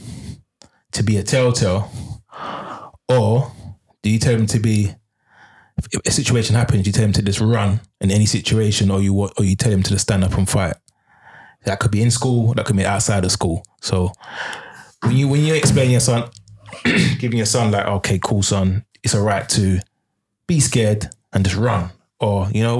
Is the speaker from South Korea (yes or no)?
no; London, United Kingdom; moved away; I'm originally from Peckham